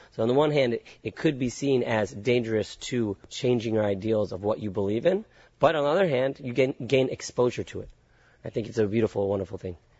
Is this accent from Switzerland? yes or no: no; Concord, California, United States; moved away as an adult; also born or lived in San Francisco / San Diego / Israel; grew up in the suburbs, the suburbs called Concord, California